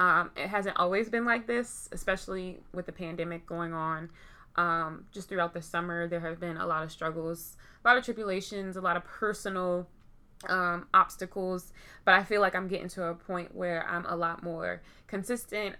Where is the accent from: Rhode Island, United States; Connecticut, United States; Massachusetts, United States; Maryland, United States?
Maryland, United States; Baltimore; I am from Baltimore.